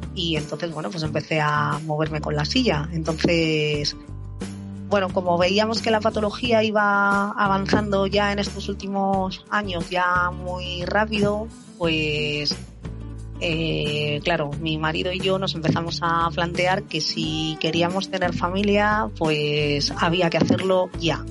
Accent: Madrid, Community of Madrid, Spain; tengo 43 años, soy de Madrid

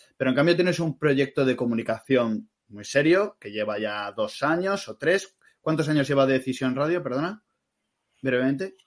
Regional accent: Madrid, Community of Madrid, Spain; moved away as an adult; now in Galicia, Spain; aunque somos de Madrid

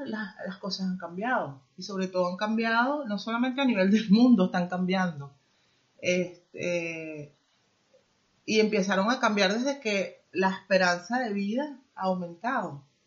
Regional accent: Venezuela; moved away as an adult; now in Spain; yo salí de mi país yo soy venezolana

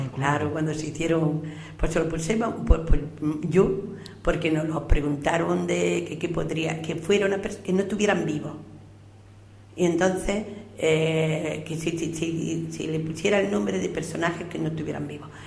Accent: Purullena, Andalusia, Spain; also born or lived in Baza / Guadix; yo he sido una niña que estado siempre en la calle, me criaba como los pájaros, libre como, los pájaros. Pues he conocido cada familia del pueblo

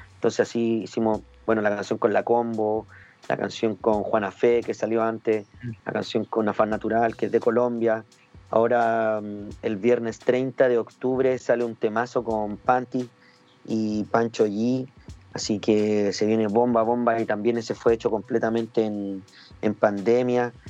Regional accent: Chile; como raperos chilenos

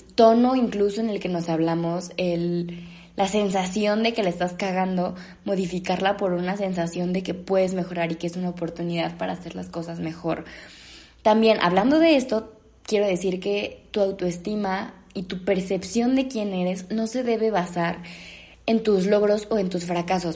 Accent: Mexico; yo al menos soy mexicana

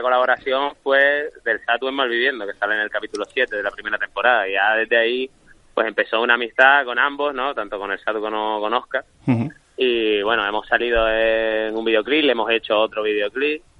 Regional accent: Las Palmas de Gran Canaria, Canary Islands, Spain; moved away as an adult; also born or lived in Seville; yo soy de Las Palmas y estaba aquí viviendo en Sevilla

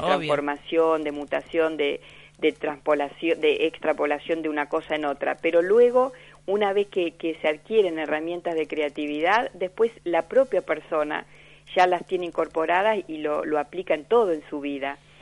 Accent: Argentina; como argentinos

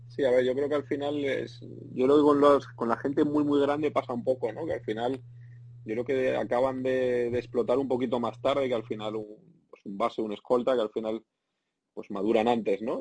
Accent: Spain; moved away as an adult; la gente que somos del sur de Europa, eh, los españoles

